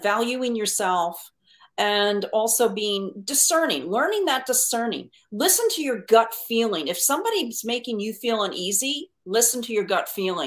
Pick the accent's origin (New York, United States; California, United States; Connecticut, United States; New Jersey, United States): Connecticut, United States; moved away as an adult; I'm born and raised in Connecticut.